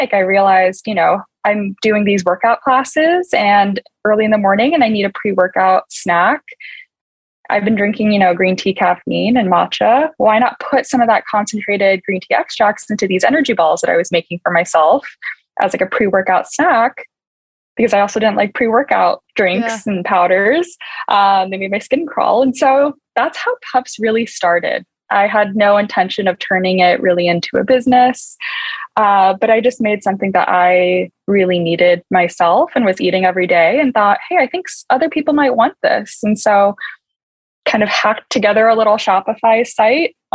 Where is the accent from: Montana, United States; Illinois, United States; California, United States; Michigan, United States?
California, United States; San Diego; moved away as an adult; also born or lived in North Carolina / New York / Boston / San Francisco; now in Austin, United States; I am originally from San Diego, California, and then went to school at Duke in North Carolina, spent some time in New York and Boston, and then ended up moving to Austin, Texas